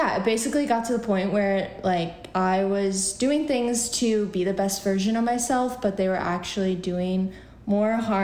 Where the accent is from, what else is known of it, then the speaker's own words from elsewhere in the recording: Central New York, United States; also born or lived in Buffalo, New York; now in New York City, United States; I grew up in Central New York